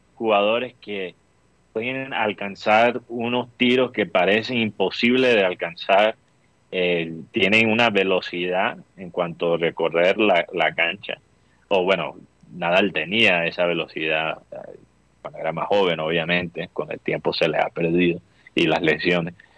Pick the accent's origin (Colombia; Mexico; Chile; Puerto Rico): Colombia; Costeños, Caribbean coast; tenemos eso los coteños que que cuando trabajamos con argentinos o, vamos a, vivir en, Argentina, se nos pega el acento rioplatense